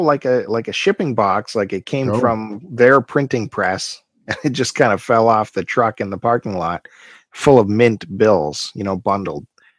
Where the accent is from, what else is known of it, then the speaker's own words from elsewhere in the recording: Canada; every kid growing up in Canada knows about Canadian Tire money because we were given it as kids